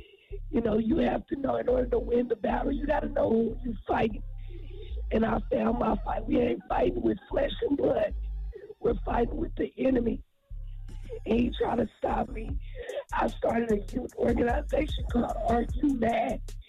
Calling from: Tulsa, Oklahoma, United States; I'm from Tulsa, Oklahoma.

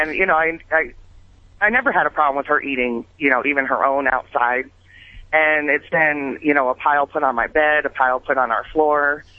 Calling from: Missouri, United States

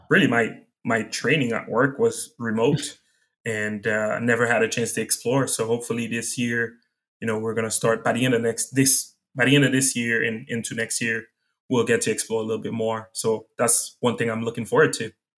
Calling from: Seattle, Washington, United States; I'm calling from Seattle, Washington

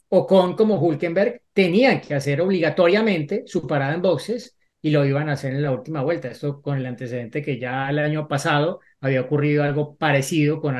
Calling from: Ecuador; soy de Ecuador.

